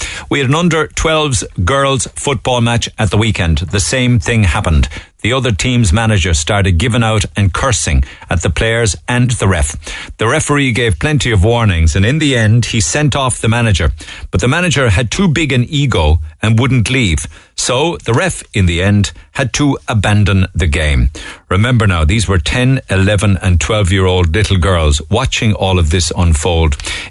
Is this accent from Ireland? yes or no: yes; Cork, Munster, Ireland; now in Manchester, United Kingdom; I'm from Cork myself … I'm teaching Rosie about how integral your show is to everyone in Cork in the mornings.